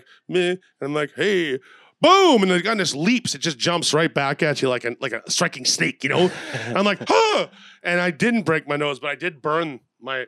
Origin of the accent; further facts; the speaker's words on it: Canada; I'm from Canada